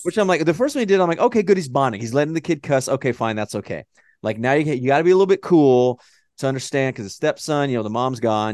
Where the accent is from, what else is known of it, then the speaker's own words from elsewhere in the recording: Dallas, Texas, United States; accent: Texan drawl; I'm Texas, you know, Dallas